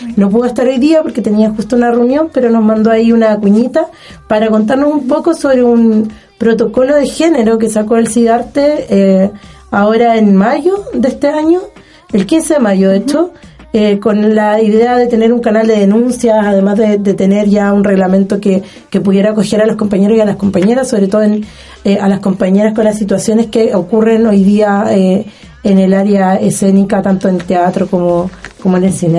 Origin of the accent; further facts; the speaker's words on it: Puerto Montt, Los Lagos, Chile; now in Los Ríos, Chile; yo soy de Puerto Montt